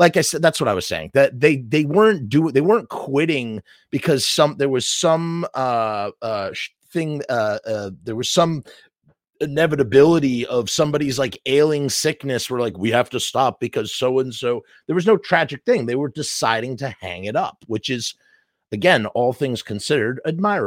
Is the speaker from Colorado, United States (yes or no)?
no; New York City, New York, United States; I'm a New Yorker. I'm literally a stone skip away from going to Madison Square Garden